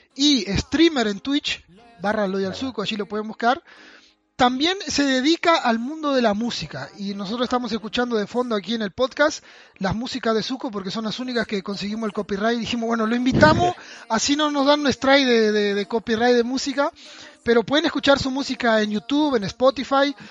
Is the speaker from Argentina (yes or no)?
no; Uruguay; Yo soy de Uruguay, vivo en Rivera